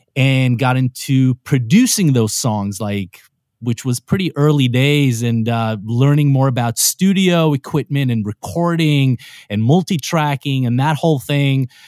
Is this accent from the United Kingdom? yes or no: no; Israel; moved away as an adult; also born or lived in New York, United States; now in Los Angeles, United States; growing up in Israel, you have to do the whole military thing